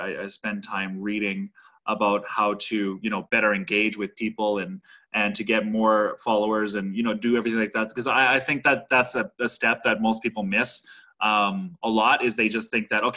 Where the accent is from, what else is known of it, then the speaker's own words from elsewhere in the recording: Saskatoon, Saskatchewan, Canada; moved away as an adult; I grew up in Saskatoon, Saskatchewan, and worked in the industry there for my whole life before I moved to where I am now doing what I'm doing